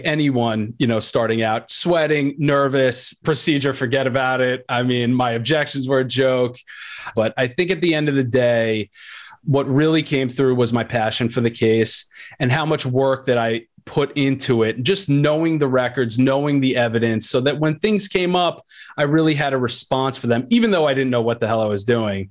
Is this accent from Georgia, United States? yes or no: no; Long Island, New York, United States; I'm a New York guy, you know, born and raised in Long Island